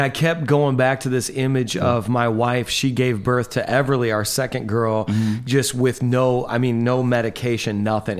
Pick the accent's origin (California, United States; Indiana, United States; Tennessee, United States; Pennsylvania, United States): Indiana, United States; moved away as an adult; now in New York, United States; I'm this guy from Indiana